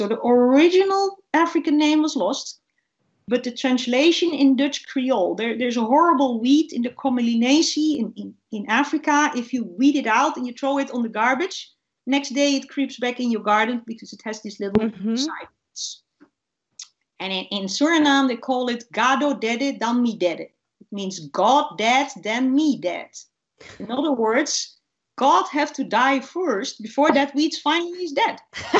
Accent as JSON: {"language": "English", "country": "Saudi Arabia", "said": "It reminds me of a date palm because that's the only palm I know, because I'm from Saudi Arabia."}